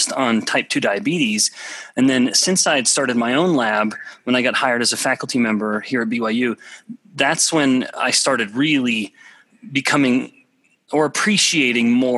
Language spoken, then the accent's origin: English; Alberta, Canada; moved away as an adult; also born or lived in Russia; I'm from a very small town in Alberta, Canada, population about 1,000 people